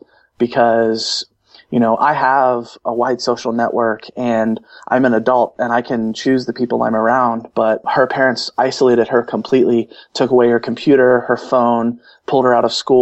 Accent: Cincinnati, Ohio, United States; here in my hometown in Cincinnati

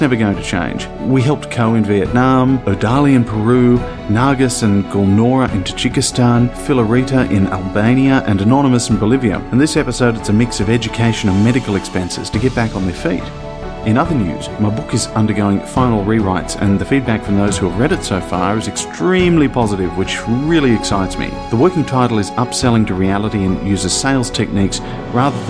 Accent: Australia; I'm from Australia.

